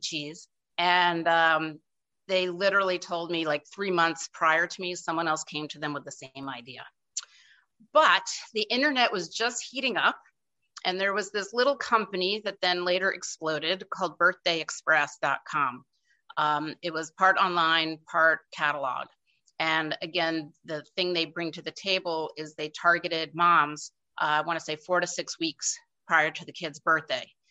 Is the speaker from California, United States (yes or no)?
no; outside of New York City, United States; I grew up outside of New York City